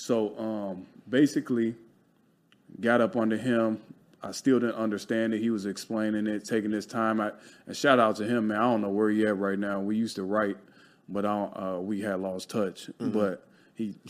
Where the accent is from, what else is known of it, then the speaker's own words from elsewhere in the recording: Chicago, Illinois, United States; now in Los Angeles, United States; I grew up in Chicago. Poverty, all you knew was the hustle